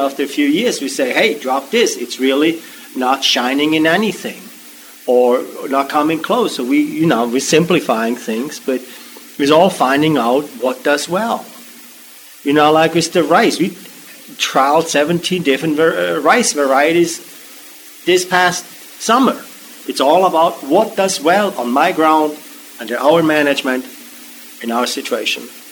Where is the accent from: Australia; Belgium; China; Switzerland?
Switzerland; now in Maryland, United States; I grew up in Switzerland